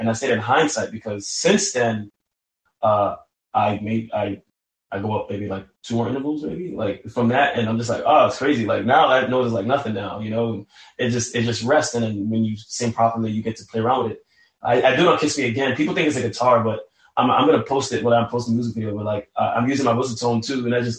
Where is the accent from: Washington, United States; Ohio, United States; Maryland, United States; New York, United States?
New York, United States; New York City; because again, I'm from New York City. You walk down the block, somebody's out on Broadway